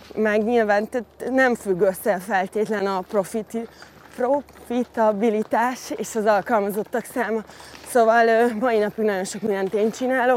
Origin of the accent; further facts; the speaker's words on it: Hungary; also born or lived in London; a városban nőttem fel a, úgymond a hiénák között a divat világában